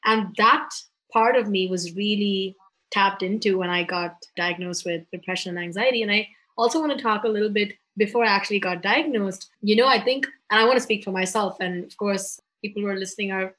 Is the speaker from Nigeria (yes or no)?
no; Mumbai, Maharashtra, India; I'm from Bombay, India